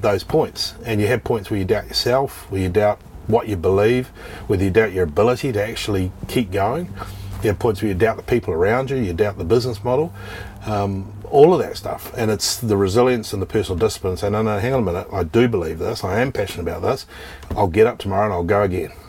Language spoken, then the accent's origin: English; New Zealand; moved away as an adult; also born or lived in Christchurch, New Zealand; now in Australia; I'm from New Zealand originally